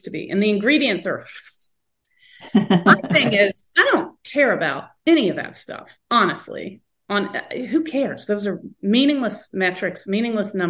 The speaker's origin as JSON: {"language": "English", "region": "the South", "country": "United States", "tie": "born or raised there", "said": "I grew up in the South, 70s and 80s"}